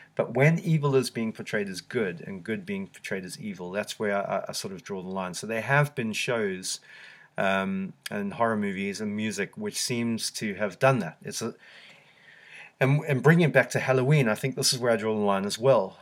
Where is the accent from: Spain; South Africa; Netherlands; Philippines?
South Africa; now in United Kingdom; growing up in South Africa